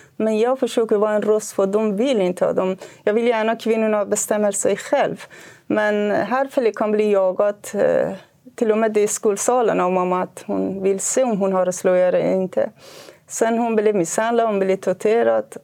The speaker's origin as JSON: {"language": "Swedish", "region": "Kurdistan", "country": "Iran", "tie": "born or raised there", "moved": "as an adult", "lives_now": "Sweden", "said": "Jag är född i Kurdistan i Iran. Jag har växt upp med här kulturen. Flyttade hit till Sverige 1993."}